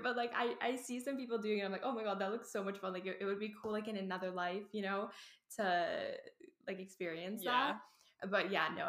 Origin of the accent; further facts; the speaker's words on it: Vancouver, British Columbia, Canada; I am 21 years old. I'm from Vancouver, Canada, because a lot of people think I'm from the States, like they just assume it.